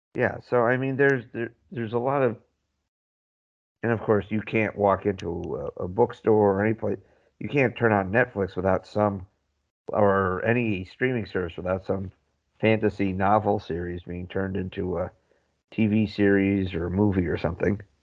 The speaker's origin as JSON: {"language": "English", "country": "Ireland", "said": "we're Irish"}